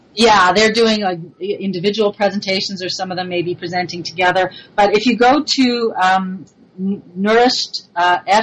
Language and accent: English; Montreal, Quebec, Canada; accent: French influence; moved away; I'm originally from Montreal, so I have a little bit of that French influence